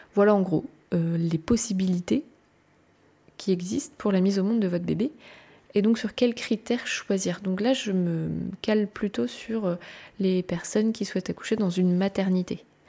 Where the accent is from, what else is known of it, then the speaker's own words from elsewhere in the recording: France; je suis française, je vous parle du pays que je connais